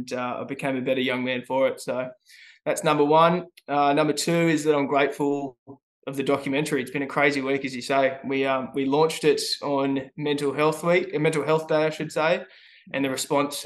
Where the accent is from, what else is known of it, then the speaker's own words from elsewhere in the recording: Newcastle, New South Wales, Australia; I'm from Newcastle. I'm a proud Nova Castrian. I'm 26 years young. I'm a former surfer, little ratbag grommet running around the streets of Merriweather growing up.